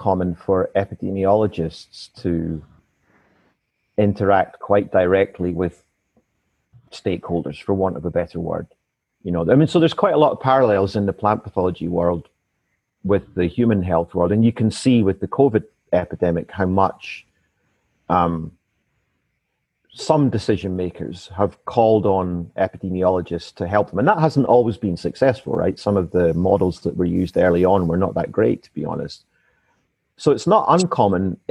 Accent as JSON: {"language": "English", "region": "east side of Scotland", "country": "United Kingdom", "tie": "born or raised there", "said": "this is the street I grew up in. Wow. Until I was 9 years"}